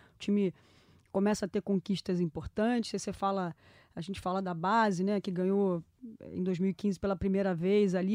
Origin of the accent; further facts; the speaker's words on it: Brazil; a gente, como brasileiro